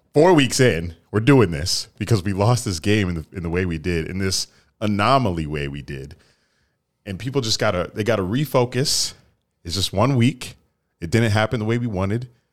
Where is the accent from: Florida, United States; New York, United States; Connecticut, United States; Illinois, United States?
Florida, United States; I'm from Florida